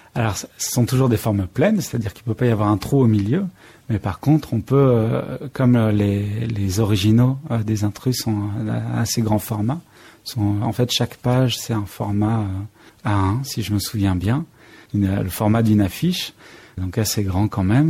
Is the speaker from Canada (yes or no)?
no; Limousin, Nouvelle-Aquitaine, France; j'ai été élevé dans le Limousin